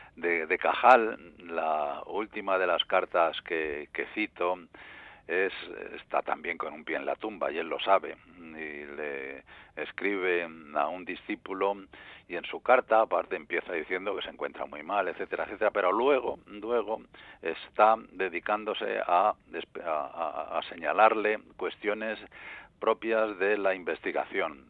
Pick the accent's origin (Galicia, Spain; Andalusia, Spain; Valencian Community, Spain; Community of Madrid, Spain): Community of Madrid, Spain; Madrid; yo soy madrileño